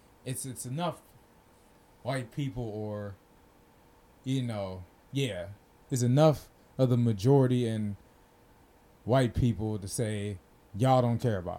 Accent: United States; being American

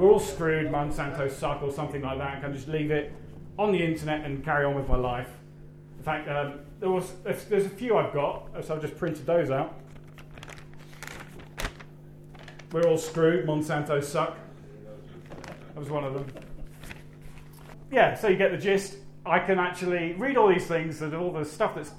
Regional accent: United Kingdom; being British abroad

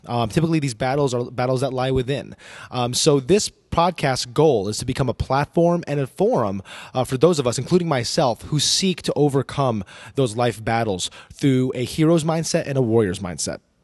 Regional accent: New Jersey, United States; also born or lived in New York City; now in Dallas Fort Worth, United States; I was born in New York City, uh, raised in the state of New Jersey, uh, but now I call the great state of Texas home

